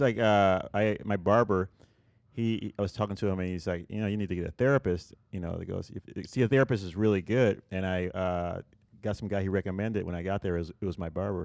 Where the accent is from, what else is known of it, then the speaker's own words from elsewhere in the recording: Puerto Rico; moved away; I grew up in Puerto Rico